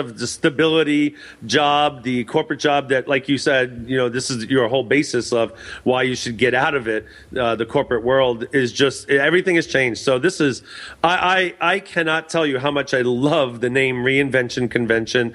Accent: New York, United States; now in Los Angeles, United States; I'm from New York, so I get to go back home again

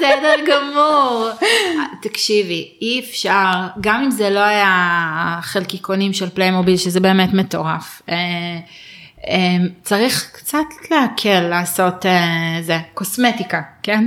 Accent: Israel; אנחנו ישראלים

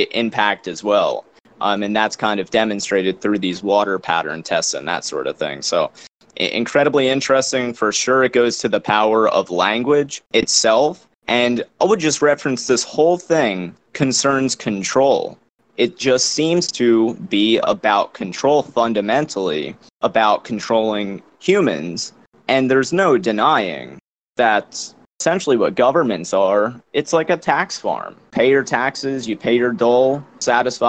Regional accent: United States; born or raised there

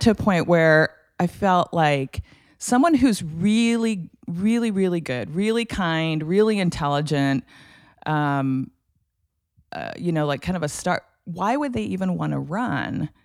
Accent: Lincoln, Nebraska, United States; growing up in Lincoln. My dad was a professor at the University of Nebraska

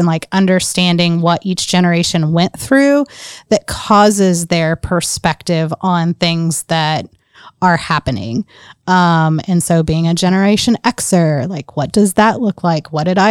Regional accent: North Carolina, United States; I very much identify with being born south of the Mason-Dixie line, growing up in North Carolina. I grew up in a salt and pepper neighborhood.

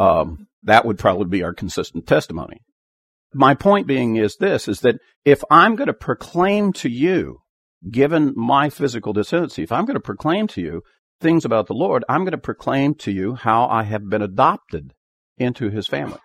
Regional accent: Dickinson County, Kansas, United States; I was born in Dickerson County, Kansas

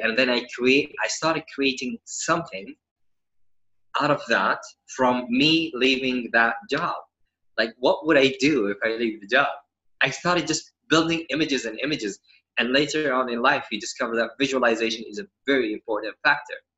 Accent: Saudi Arabia; I was born and raised in Saudi

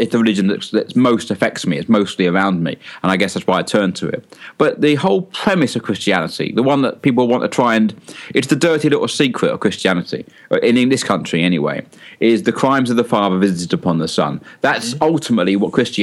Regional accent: London, United Kingdom; moved away; also born or lived in north of England; I'm from London. I spent most of my life in the north of England.

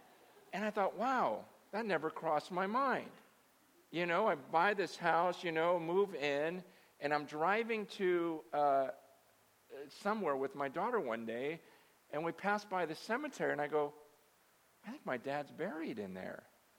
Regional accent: San Francisco, California, United States; born there; Do you know I was born in Chinatown? Yeah, I was born in the hospital in Chinatown. My mother died giving birth to me in Chinatown.

